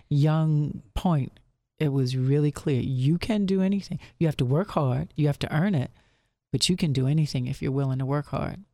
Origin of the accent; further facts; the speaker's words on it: Lynchburg, Virginia, United States; moved away as an adult; now in Philadelphia, United States; I'm from Lynchburg, Virginia, if you can't tell. I, I do not have a Philly accent